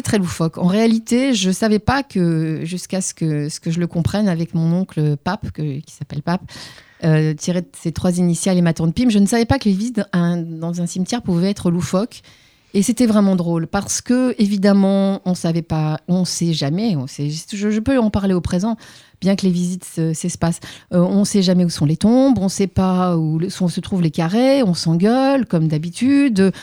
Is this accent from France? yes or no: no; Tunis, Tunis Governorate, Tunisia; moved away; je suis une Tunis mémoise, puisque je suis née à Tunis même